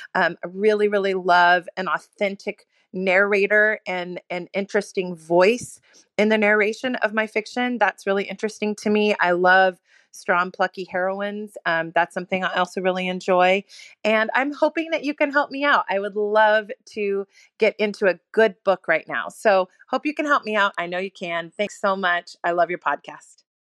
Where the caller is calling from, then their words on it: Fort Worth, Texas, United States; I'm calling from Fort Worth, Texas